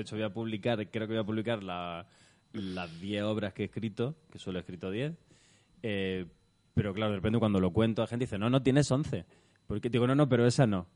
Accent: Almería, Andalusia, Spain; moved away; y estaba en el Alquian, en mi pueblo

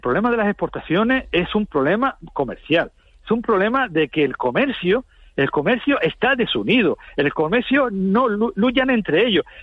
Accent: Spain; como españoles

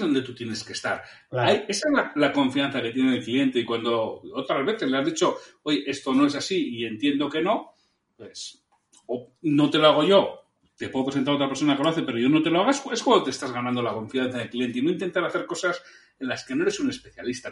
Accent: Bilbao, Basque Country, Spain; yo soy de Bilbao

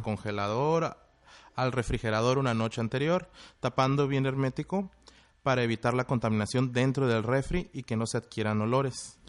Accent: Monterrey, Nuevo León, Mexico; moved away as an adult; now in Tijuana, Mexico; Vengo de Monterrey, Nuevo León, y allá me estuve preparando en el Instituto Regiomontano de Hotelería

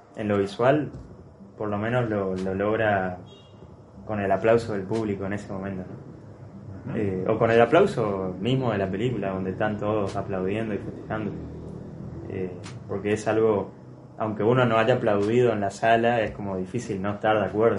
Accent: Argentina; nosotros como argentinos

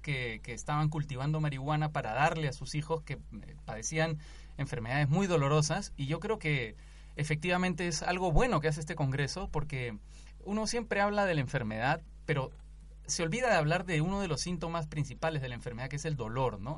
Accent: Peru; Yo me siento peruano

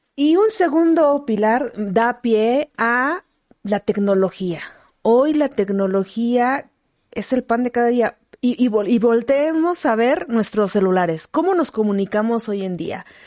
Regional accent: Villa de Zaachila, Oaxaca, Mexico; moved away; en mi tierra, en Villa de Sachila

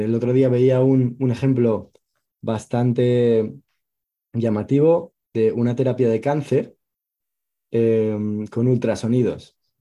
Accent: Asturias, Spain; yo soy de Asturias

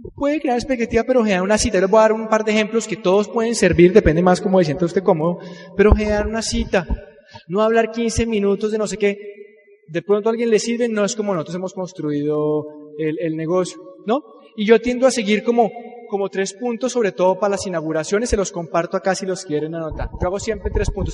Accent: Colombia; Así somos los colombianos

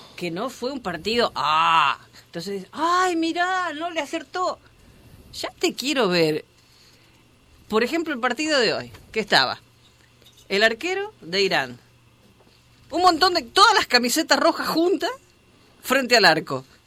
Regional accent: Argentina; moved away; lo que hacemos siempre en mi país

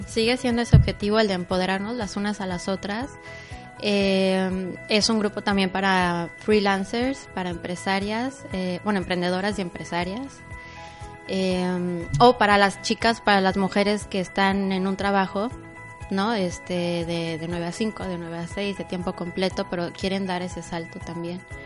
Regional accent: Mexico City, Mexico; moved away as an adult; also born or lived in Cancún; now in Playa del Carmen, Mexico; soy originaria de la Ciudad de México y llegué un 5 de enero del 2013 a... De hecho, llegué a Cancún

